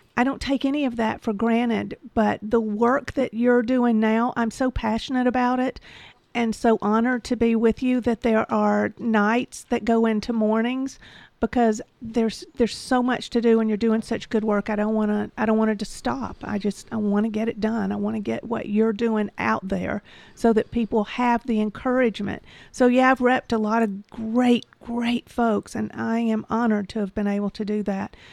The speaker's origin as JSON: {"language": "English", "region": "Georgia", "country": "United States", "tie": "born or raised there", "said": "I'm from Georgia, and I am a patriot, and I don't put up with anything, and I'm very disappointed in my home state"}